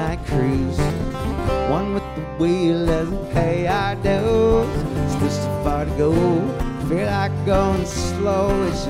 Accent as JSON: {"language": "English", "town": "State College", "region": "Pennsylvania", "country": "United States", "said": "The Keels came from Port Chester, New York, and I came from State College, Pennsylvania."}